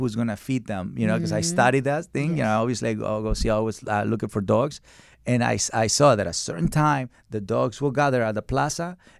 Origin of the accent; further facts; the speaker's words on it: Mexico; You know, so I come from Mexico, and dogs in Mexico are skinny, but they don't have psychological problems.